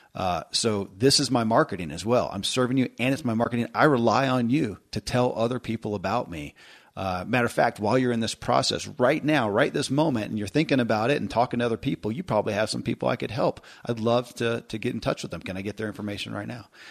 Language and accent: English; Kentucky, United States; I grew up in Kentucky